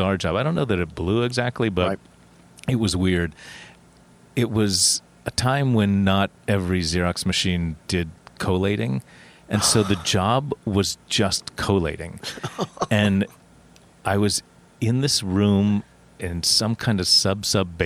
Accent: Huntington, West Virginia, United States; moved away as an adult; now in New York, United States; I grew up in West Virginia

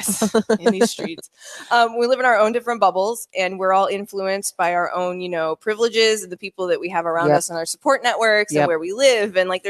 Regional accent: Midwest, United States; We're from the Midwest.

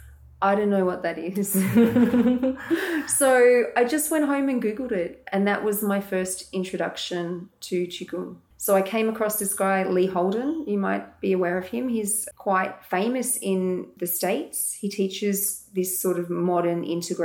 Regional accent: Morwell, Victoria, Australia; moved away as an adult; also born or lived in Dubai; now in Melbourne, Australia; I grew up in Latrobe Valley, actually. So Morwell, I spent the first 19 years of my life there. And then I came to Melbourne

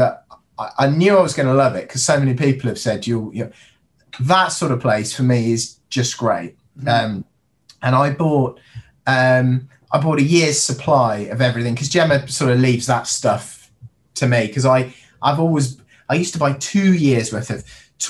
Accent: Indonesia; also born or lived in Singapore; So I grew up in Indonesia. I was in sort of Singapore

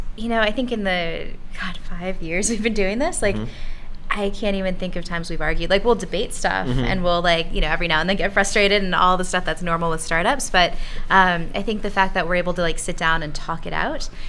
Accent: United States; also born or lived in Costa Rica / London / San Francisco; as an American

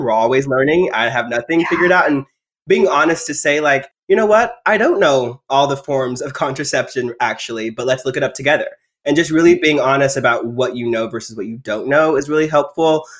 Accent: Texas, United States; I grew up in Texas in the rural area

